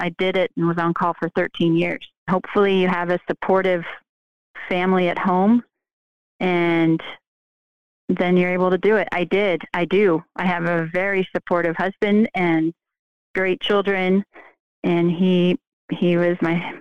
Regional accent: California, United States; moved away as an adult; also born or lived in Utah / Chicago; I moved back to my hometown in California

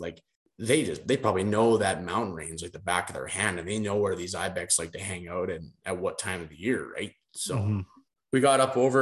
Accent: Brandon, Manitoba, Canada; we come from Brandon, I think we're 1,000 feet above sea level

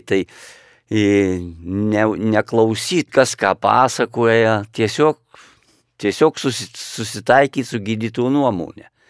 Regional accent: Lithuania; mes kaip lietuviai

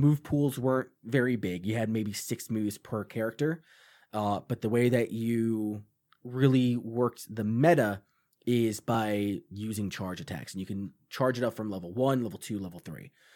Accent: Long Island, New York, United States; this movie in Long Island, too, which is where I'm from

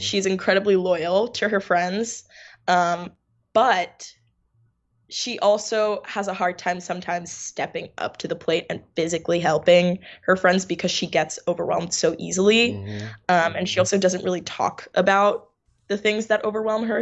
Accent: New York, United States; also born or lived in Finland; I'm from New York, born and raised, um, hardcore New Yorker

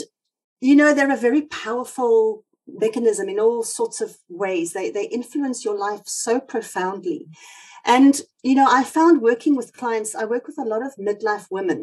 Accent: South Africa; accent: South African; now in United Kingdom; I've got South African roots, as you might hear from my accent

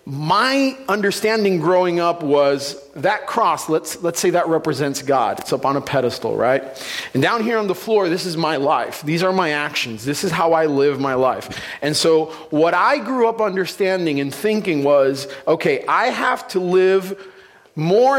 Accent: San Juan, Puerto Rico; moved away; I'm originally from Puerto Rico, San Juan, Puerto Rico, the capital

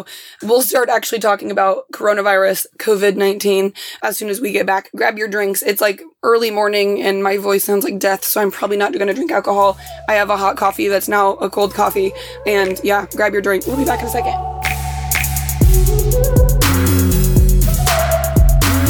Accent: Indianapolis, Indiana, United States; moved away; I'm from Indianapolis

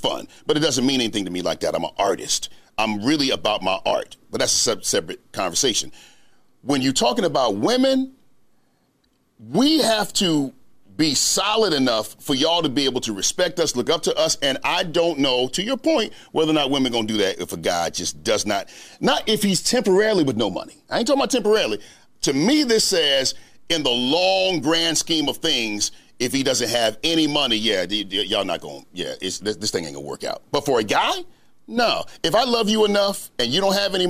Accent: North Carolina, United States; I'm from North Carolina. I'm a little country

